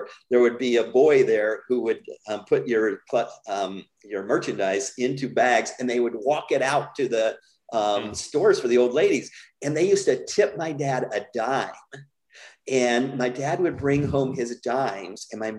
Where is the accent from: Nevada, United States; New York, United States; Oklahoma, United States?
Nevada, United States; Las Vegas; growing up in Las Vegas, I wasn't allowed to go out of our yard